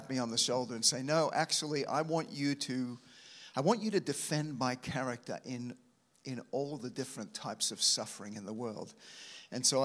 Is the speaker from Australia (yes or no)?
yes; Australia; moved away; as an Aussie coming over to this nation